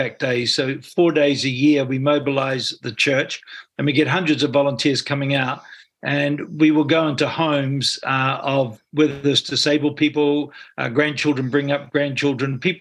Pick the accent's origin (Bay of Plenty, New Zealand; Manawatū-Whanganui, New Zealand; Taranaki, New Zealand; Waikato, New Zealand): Taranaki, New Zealand; Stratford; also born or lived in Hawera; now in Auckland, New Zealand; I was brought up in Taranaki. I'm just a simple guy from Taranaki, is what I say. Brought up in a small town, Stratford, born in Hara.